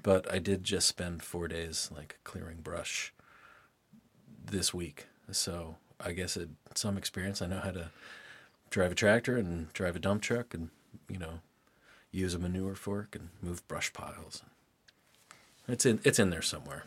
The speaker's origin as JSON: {"language": "English", "town": "Lynchburg", "region": "Virginia", "country": "United States", "tie": "born or raised there", "also_born_or_lived": "Durham, North Carolina", "said": "then they moved up to Lynchburg, and that was where I grew up the whole time."}